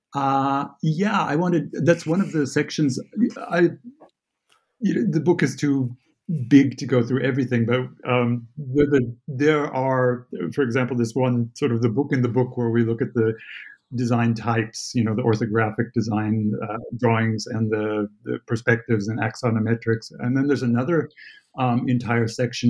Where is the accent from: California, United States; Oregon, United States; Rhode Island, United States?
California, United States; Santa Barbara; moved away as an adult; now in Germany; although I live here in Germany, I am uh, born and raised in California. Santa Barbara is my home, and I grew up